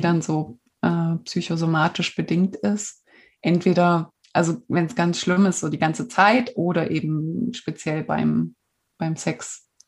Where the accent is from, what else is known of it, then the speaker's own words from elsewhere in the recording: East Germany, Germany; ich komme aus der DDR